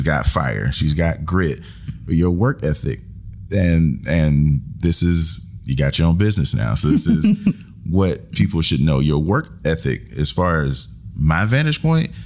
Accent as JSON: {"language": "English", "area": "Clarendon", "region": "South Carolina", "country": "United States", "tie": "born or raised there", "said": "Taste of Clarendon in my hometown"}